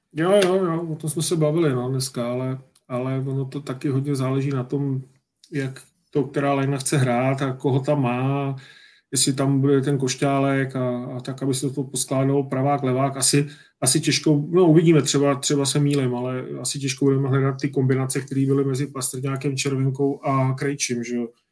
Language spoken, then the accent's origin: Czech; Czechia; jsme Češi